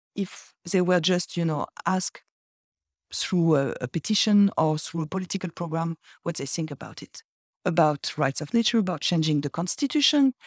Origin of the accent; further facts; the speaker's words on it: Brittany, France; I'm from Brittany. I'm originally from Brittany